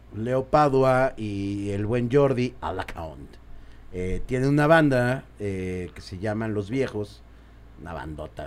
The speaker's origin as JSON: {"language": "Spanish", "country": "Mexico", "said": "sí somos así los mexicanos"}